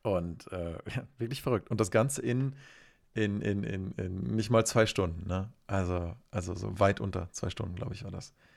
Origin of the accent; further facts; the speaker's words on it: Germany; bei uns in Deutschland